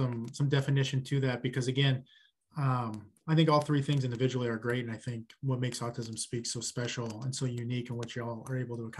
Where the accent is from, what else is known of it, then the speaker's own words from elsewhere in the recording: Midwest, United States; I'm from the Midwest